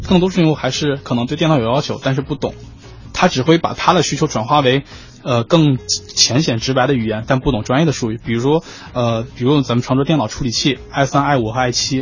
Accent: Shanxi, China; 我是来自山西挖煤大手

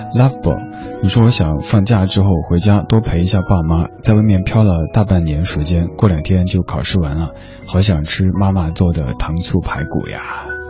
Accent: Chengdu, Sichuan, China; 我，我成都人

